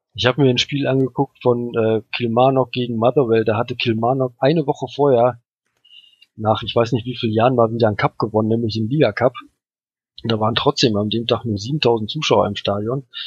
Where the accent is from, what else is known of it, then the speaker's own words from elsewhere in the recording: Germany; ich komme aus Deutschland